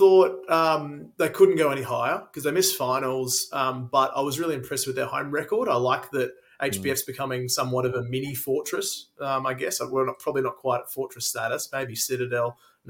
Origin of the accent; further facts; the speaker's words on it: Queensland, Australia; that's me as a Queenslander.